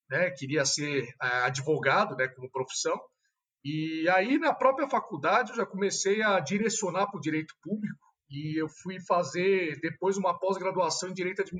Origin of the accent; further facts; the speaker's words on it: São Paulo, Brazil; Eu sou de São Paulo, capital mesmo, né? Tenho 35 anos. Como você mencionou, sou formado em direito pelo Mackenzie. Uh, estudei a vida inteira em São Paulo também.